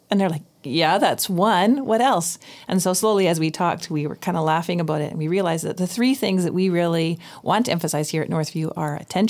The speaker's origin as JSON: {"language": "English", "town": "Vancouver", "region": "British Columbia", "country": "Canada", "tie": "born or raised there", "said": "And it's a real challenge for me because I grew up in Vancouver."}